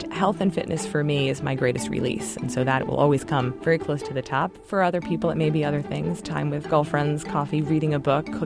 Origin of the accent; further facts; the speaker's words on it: Baltimore, Maryland, United States; I grew up in Baltimore, my mother wanted us to live there and attend an all-girls school